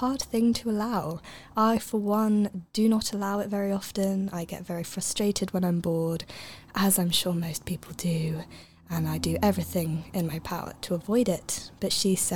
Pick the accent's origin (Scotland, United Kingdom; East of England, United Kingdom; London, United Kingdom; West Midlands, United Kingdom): East of England, United Kingdom; Cambridge; moved away; I'm originally from Cambridge